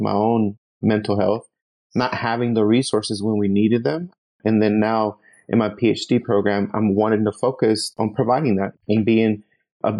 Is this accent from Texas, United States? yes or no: yes; Northeast Texas, United States; I'm originally from Northeast Texas, first generation born, parents from San Luis Potosi, Mexico. And they immigrated back in the 80s, and that's when I was born here